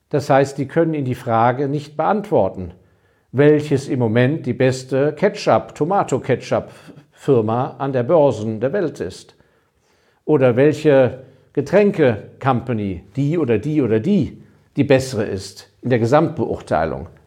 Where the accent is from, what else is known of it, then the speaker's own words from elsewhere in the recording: Hong Kong; weil ich habe ja meine Kindheit in Hongkong verbracht habe als Hongkong noch ein sehr kleiner Kolonialposten war. Ähm, bin da in die englische Grundschule gegangen